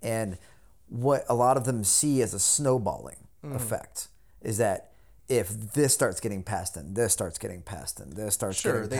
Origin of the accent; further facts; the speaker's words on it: the South, United States; I grew up in the South, out in the country and everything.